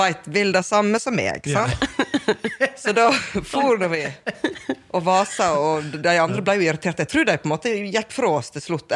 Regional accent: Guddalen, Vestland, Norway; now in Dalsfjorden, Norway; Men jeg er opprinnelig fra Guddalen

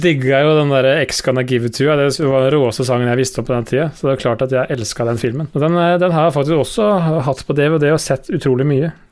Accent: Østfold, Norway; jeg er fra Råne Østfold

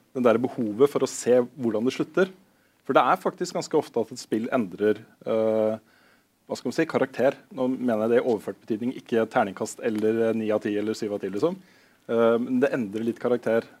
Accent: Tønsberg, Vestfold, Norway; moved away; mamma og pappa har flytta ut av barndomshjemmet. Så nå har jeg liksom ikke det huset i Tønsberg lenger.

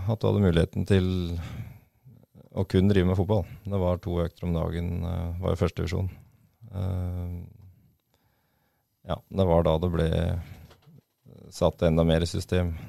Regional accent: Freng, Norway; det er for dem som har vært opp under Freng der jeg vokste opp, så uh, føler jeg at jeg har fått opplevd mye

